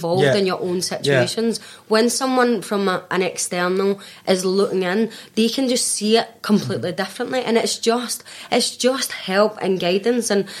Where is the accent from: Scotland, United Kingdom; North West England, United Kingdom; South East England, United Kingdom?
Scotland, United Kingdom; me as a Scottish person